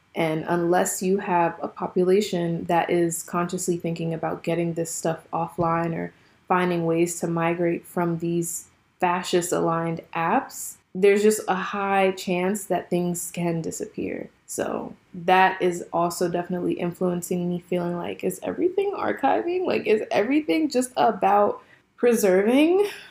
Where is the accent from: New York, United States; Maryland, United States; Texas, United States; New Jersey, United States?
New Jersey, United States; Jersey City; growing up in Jersey City in a predominantly black school